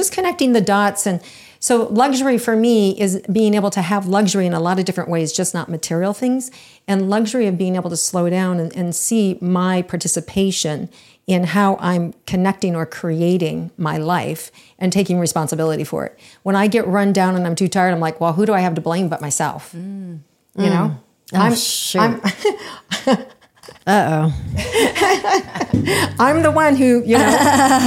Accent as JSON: {"language": "English", "region": "Iowa", "country": "United States", "also_born_or_lived": "Florida", "moved": "as an adult", "said": "When I first was 18 years old and I moved and left from Iowa to Florida"}